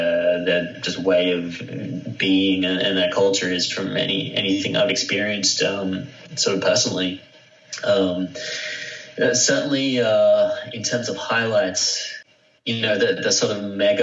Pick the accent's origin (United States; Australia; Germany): Australia; I'm from Australia